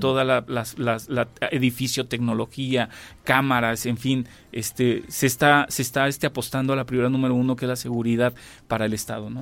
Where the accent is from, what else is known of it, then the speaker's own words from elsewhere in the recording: Querétaro, Mexico; la esencia que somos los queretanos, ¿no? De, del arraigo que tenemos de nuestro, pues ahora sí que de nuestro origen y de aquí, de nuestro estado